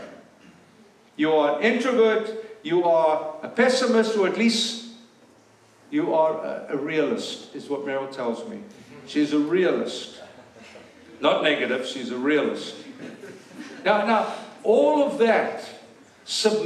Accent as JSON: {"language": "English", "country": "South Africa", "moved": "yes", "said": "we're South African"}